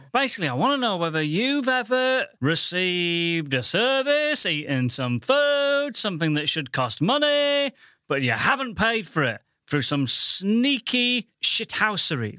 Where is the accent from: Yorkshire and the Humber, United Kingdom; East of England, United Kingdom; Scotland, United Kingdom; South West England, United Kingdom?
Yorkshire and the Humber, United Kingdom; Goole; now in London, United Kingdom; I'm from the Thinking Man's Pontefract, Goole